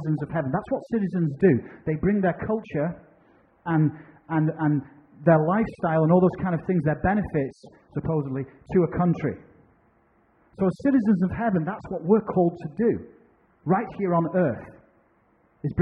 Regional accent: United Kingdom; moved away as an adult; now in United States; I'm a British citizen

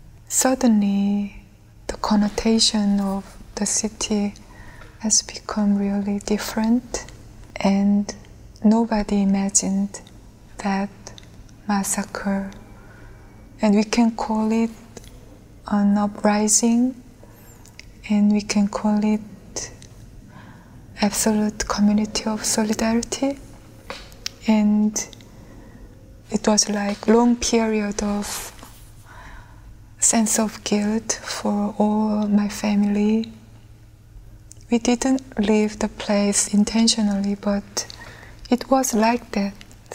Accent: Gwangju, South Korea; born there; moved away; I was born in Gwangju, and my family left Gwangju in 1980.

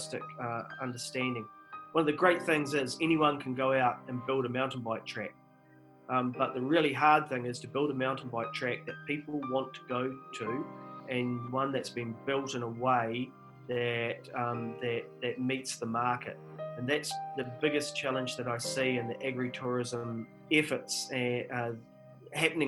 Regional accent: South Canterbury, New Zealand; I grew up in South Canterbury

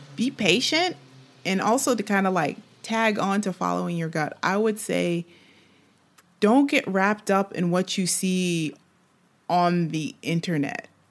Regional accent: United States; moved away as an adult; now in France; I'm an American living in, in, in France

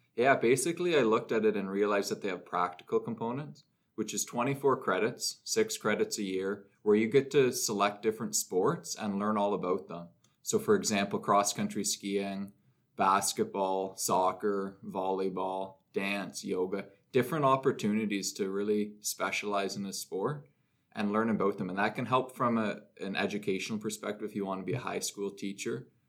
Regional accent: Orangeville, Ontario, Canada; now in North Bay, Canada; I was home in Orangeville, my hometown

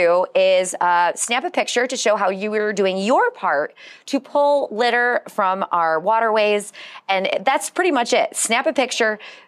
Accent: Michigan, United States; I'm from Michigan.

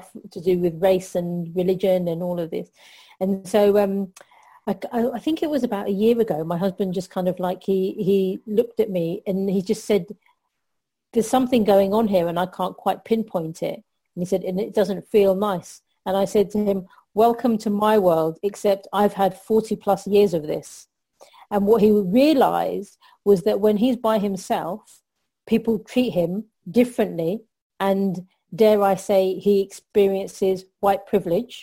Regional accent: London, United Kingdom; I'm Pakistani heritage, even though born and bred in London

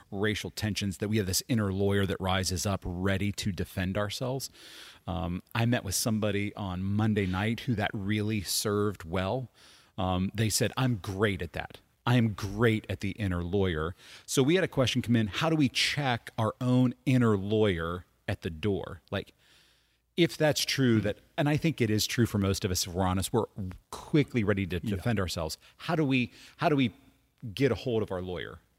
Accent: United States; We're better because mm-hmm. we're American.

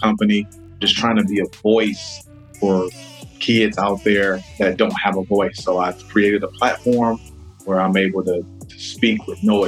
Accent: Detroit, Michigan, United States; moved away as an adult; now in Florida, United States; I'm an East Sider. I grew up on East State Fair, I-75, in that area. So born and raised there.

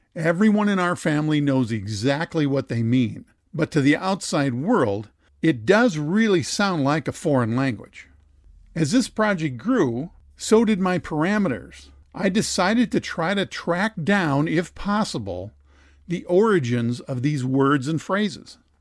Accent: Dassel, Minnesota, United States; my hometown of Dassel, Minnesota

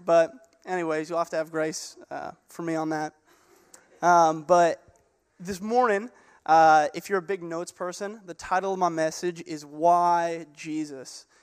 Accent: Gig Harbor, Washington, United States; I grew up in Gig Harbor. Uh, this is where I went to high school

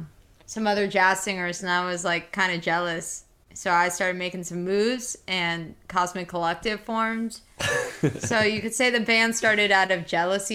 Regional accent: Miami, Florida, United States; also born or lived in Nashville; now in North Carolina, United States; I'm from Miami.

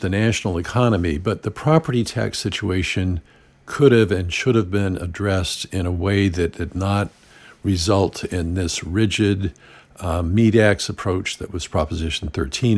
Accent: Santa Barbara, California, United States; from my hometown of Santa Barbara

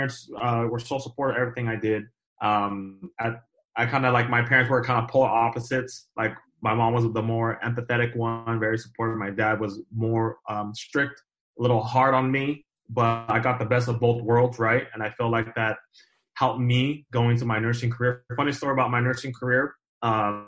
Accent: Southern California, United States; So I'm from Southern California. I grew up here all my life. I'm in the Inland Empire area, which is about 40 minutes away from

